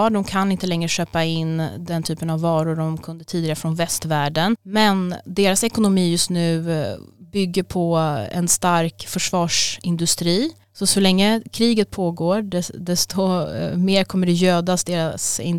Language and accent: Swedish; Stockholm, Stockholm County, Sweden; also born or lived in Albania; Jag är 37 år gammal, bor i Stockholm, uppvuxen här sedan jag var fem år gammal och eh, jag kom från Albanien tillsammans med min familj då när jag var fem år